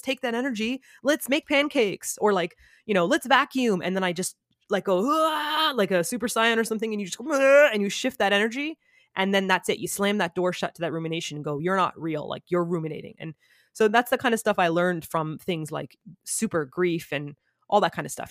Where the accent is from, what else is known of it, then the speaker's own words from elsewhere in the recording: Toronto, Ontario, Canada; moved away as an adult; also born or lived in South Korea; now in Japan; I'm from Canada.